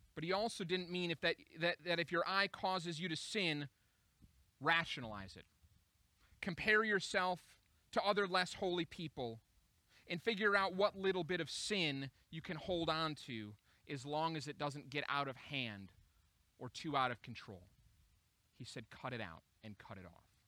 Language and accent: English; Minneapolis, Minnesota, United States; Minneapolis. It's my hometown